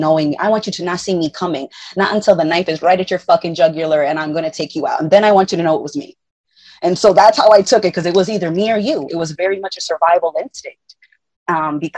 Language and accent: English; Puerto Rico